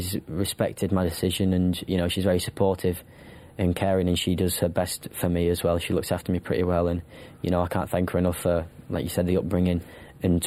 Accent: Wigan, North West England, United Kingdom; now in Newmarket, United Kingdom; brought up in Wigan

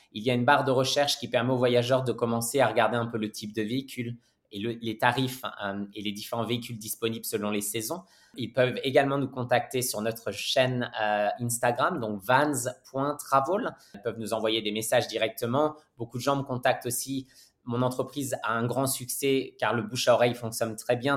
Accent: Normandy, France; moved away as an adult; also born or lived in Paris; now in Australia; je suis normand d'origine. Je suis en Australie depuis un peu plus de 12 ans maintenant.

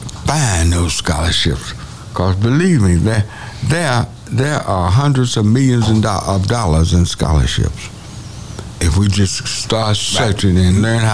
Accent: Denton, Texas, United States; I'm from Denton.

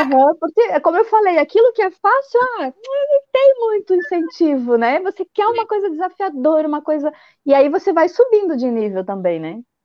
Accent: Blumenau, Santa Catarina, Brazil; eu sou de Blumenau, Santa Catarina, e ah. aqui a nossa terrinha é a terra da Oktoberfest

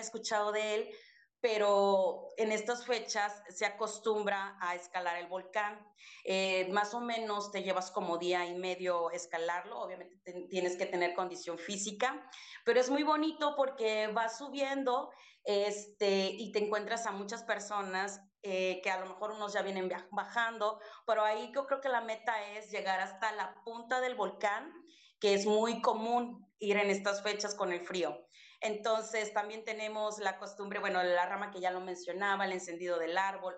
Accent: Chiapas, Mexico; moved away; yo estoy en el norte, pero soy de Chiapas

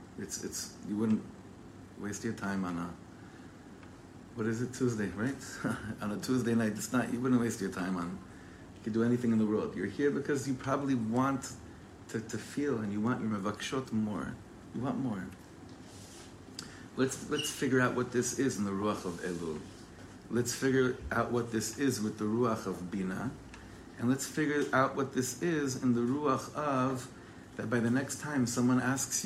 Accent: Ra'anana, Central District, Israel; also born or lived in Englewood, United States / Los Angeles, United States; But I was born in Englewood Hospital in New Jersey, and we made Aliyah from LA to Ra'anana, not too far, in 1989. I was 9 years old.

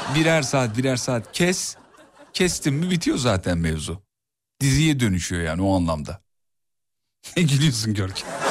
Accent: İzmit, Kocaeli, Turkey; Hulusi Ketmen İzmit'tedir onu da söyleyeyim. Memleketim olunca

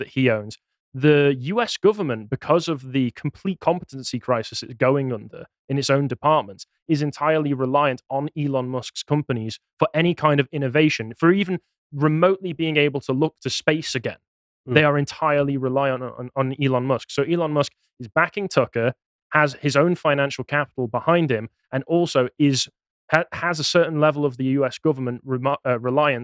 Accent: Cheshire, North West England, United Kingdom; I'm from Cheshire

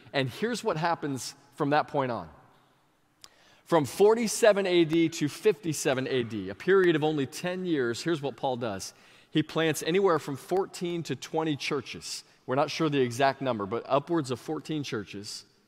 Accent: Sebring, Florida, United States; this really small church in my hometown of Sebring

